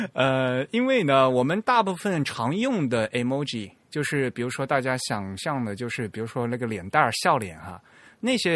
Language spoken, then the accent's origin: Chinese; China; 那对我们中国人来讲是比较浪费。